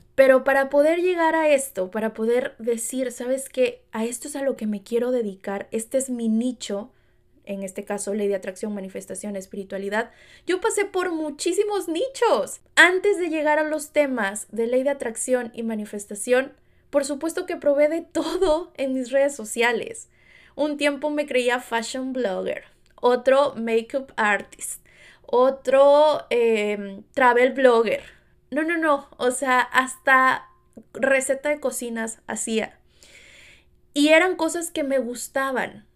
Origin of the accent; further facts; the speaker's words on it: Veracruz, Mexico; moved away as an adult; now in Los Angeles, United States; como mexicana en Veracruz